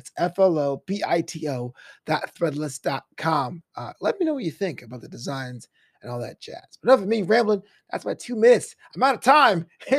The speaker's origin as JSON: {"language": "English", "town": "New York City", "region": "New York", "country": "United States", "tie": "born or raised there", "moved": "as an adult", "lives_now": "Los Angeles, United States", "said": "I went to James High School in Brooklyn, came out here 15 years ago to follow a dream, quote unquote, in Los Angeles."}